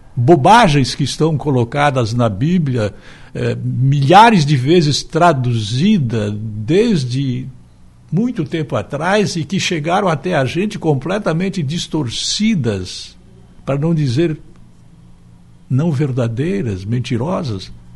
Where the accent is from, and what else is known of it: Brazil